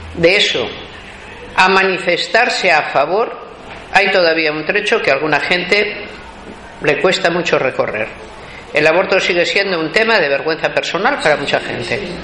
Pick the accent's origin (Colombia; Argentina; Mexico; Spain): Spain; en mi país el aborto está totalmente prohibido